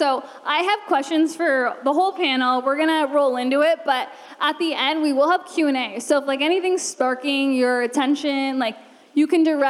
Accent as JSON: {"language": "English", "country": "Canada", "moved": "as an adult", "lives_now": "Los Angeles, United States", "said": "5 years ago, I moved to LA from Canada, and I was 22."}